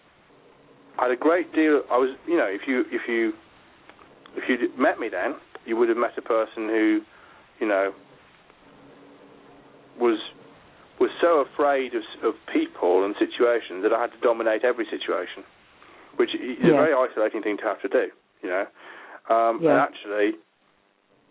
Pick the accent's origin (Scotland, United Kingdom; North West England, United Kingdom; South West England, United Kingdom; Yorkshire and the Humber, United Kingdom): Yorkshire and the Humber, United Kingdom; Yorkshire Dales; moved away as an adult; also born or lived in Birmingham; I grew up in the Yorkshire Dales until I was 17